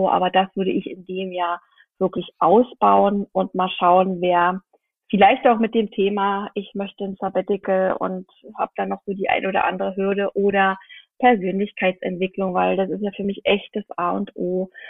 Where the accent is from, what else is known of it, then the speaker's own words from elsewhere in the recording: Brandenburg, Germany; now in Berlin, Germany; Und ich äh, stamme nicht aus Berlin, ich stamme aus dem Land Brandenburg. Und da gibt es meine Eltern